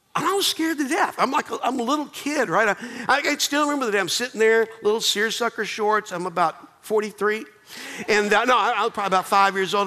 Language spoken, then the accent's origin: English; Charlotte, North Carolina, United States; I grew up in Charlotte, North Carolina